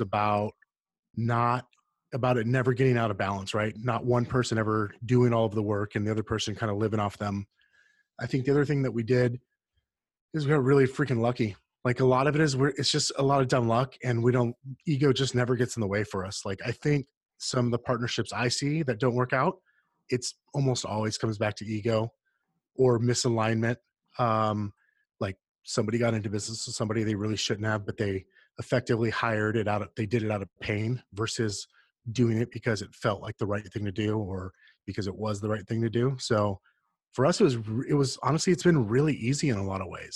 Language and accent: English; Yuma, Arizona, United States; I grew up in Yuma, Arizona, which is about 3 hours outside of Phoenix